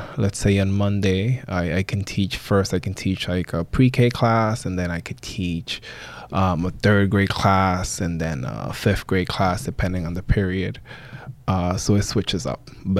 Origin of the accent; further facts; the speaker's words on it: New York, United States; also born or lived in Dominican Republic; So I was born here in the Bronx, Jacoby Hospital to be exact. But my parents are from the Dominican Republic. In terms of being raised, I was raised actually part-time here in New York, but also in the Dominican Republic.